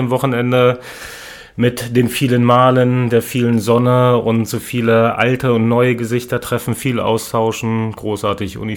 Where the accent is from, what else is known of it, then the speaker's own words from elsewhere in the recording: Lower Saxony, Germany; now in Hannover, Germany; Ich komme von einem kleinen Ort, was so im Bermuda-Dreieck zwischen Wolfsburg, Gifhorn und Braunschweig liegt. Nicht mal 1000 Einwohner.